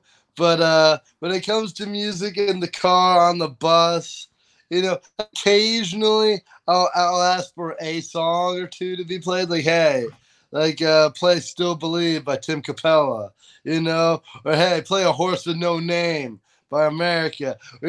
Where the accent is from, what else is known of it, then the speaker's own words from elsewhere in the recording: New York, United States; also born or lived in Pennsylvania; I'm just born in Pennsylvania, raised in upstate New York, and I look like and talk like I'm from California.